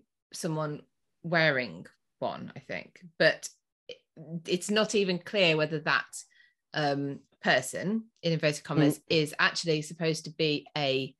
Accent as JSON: {"language": "English", "country": "United Kingdom", "said": "I'm being very British and I'm bringing in my British humour"}